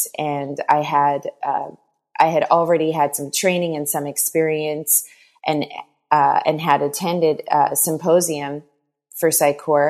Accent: Newfoundland and Labrador, Canada; now in Montreal, Canada; I am originally from Newfoundland, Canada, but I've lived long enough in Montreal, Quebec, to say that I'm just about a Quebecer, so about 19 years in Quebec.

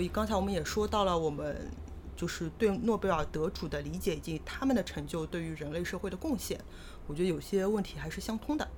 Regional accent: Shanghai, China; accent: Shanghainese; 上海方言也是两语说得很多的

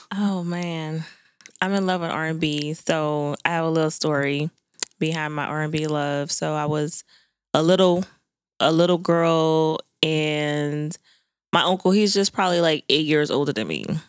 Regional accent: New Orleans, Louisiana, United States; I'm from Nanola

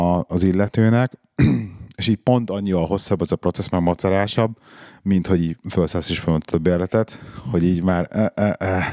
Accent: Budapest, Hungary; moved away; nekem olyan emlékeim fűződnek a parlamenthez, hogy én ott nőttem föl majdnem.

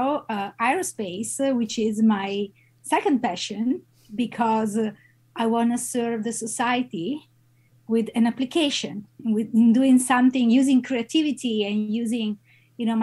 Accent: Italy; moved away as an adult; now in Madison, United States; I'm an Italian-American scientist and located in Madison because I'm associate professor at the University of Wisconsin-Madison. I have a background, I grew up in Italy

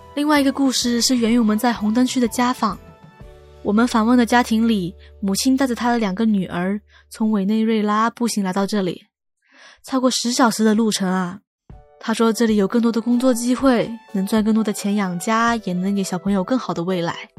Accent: Hong Kong; 作为土生土长的香港人

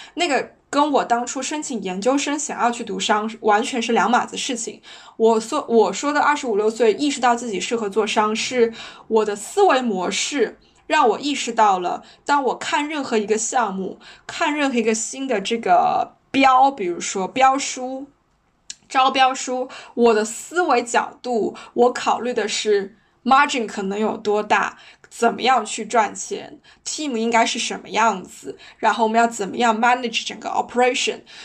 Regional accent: China; moved away as an adult; 我是一个黑头发、黄皮肤、黑眼睛的中国女生，我的英语不是那么的流利，因为它不是我的母语

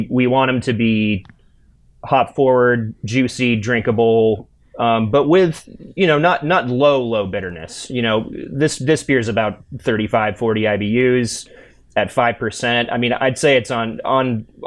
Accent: Indiana, United States; I'm from the Midwest. I'm from Indiana

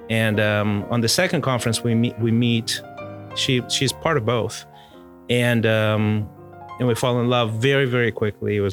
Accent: Mozambique; we were growing up in Mozambique, but we would watch South African television

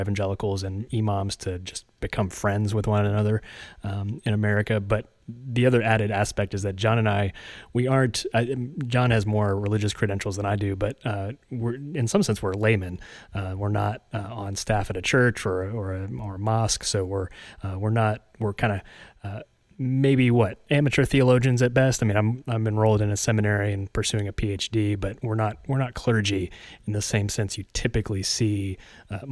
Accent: West Virginia, United States; moved away; also born or lived in Tennessee; the next longest place I've lived other than West Virginia is Tennessee.

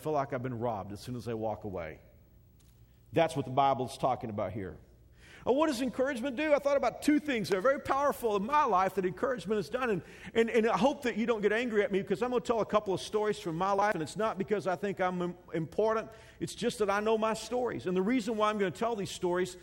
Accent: Texas, United States; When I grew up in Texas, my schools, the neighborhood where I was pretty close to a large Baptist seminary called Southwestern Seminary

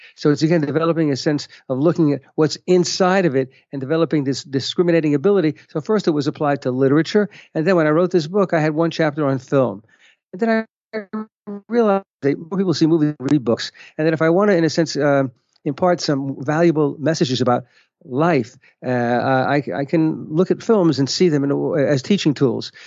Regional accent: United States; now in Israel; I'm an American

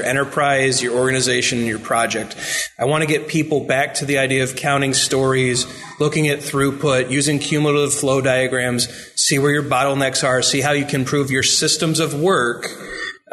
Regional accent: Indiana, United States; I'm Indiana

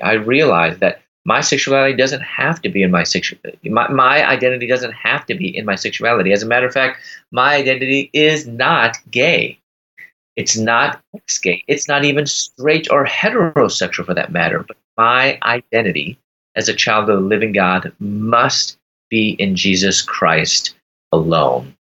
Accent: Chicago, Illinois, United States; moved away as an adult; also born or lived in Louisville, Kentucky; I'm from Chicago. I moved to Louisville, Kentucky at the time

